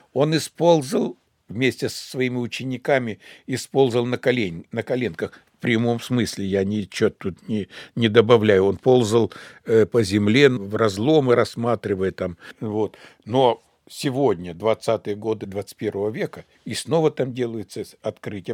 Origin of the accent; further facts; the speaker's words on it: Siberia, Russia; мы с вами сибиряки